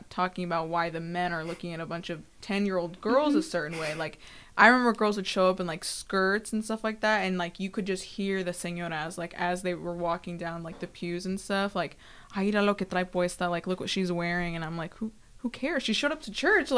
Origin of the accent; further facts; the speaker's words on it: Southern California, United States; moved away; I grew up in SoCal